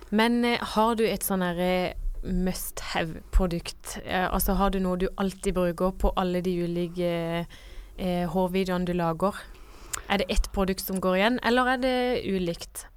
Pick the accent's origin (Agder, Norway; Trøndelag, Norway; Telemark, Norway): Agder, Norway; Kristiansand; moved away; hjemme i Kristiansand